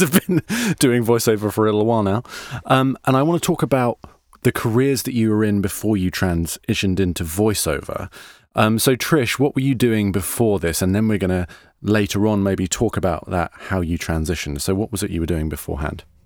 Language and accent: English; United Kingdom; we're British voice actors